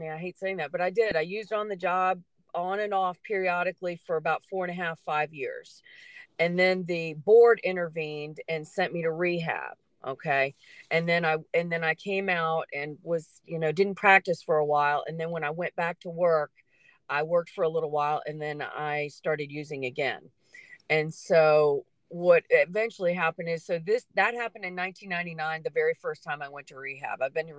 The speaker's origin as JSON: {"language": "English", "town": "Charlottesville", "region": "Virginia", "country": "United States", "tie": "born or raised there", "also_born_or_lived": "Dyke, Virginia", "said": "I was born here. Both my parents were born here. I grew up in Charlottesville, and then we moved to a farm in 1980 out in Dyke, Virginia"}